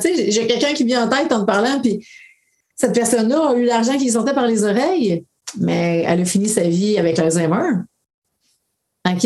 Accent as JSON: {"language": "French", "area": "BTB", "region": "Quebec", "country": "Canada", "tie": "born or raised there", "moved": "yes", "said": "je retourne dans mon coin de pays qui était la BTB"}